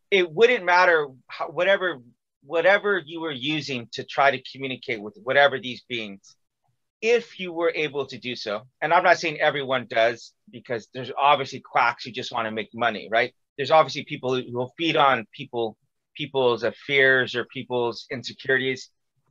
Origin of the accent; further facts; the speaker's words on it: California, United States; moved away as an adult; also born or lived in Missouri; I was from California, but went to school in Missouri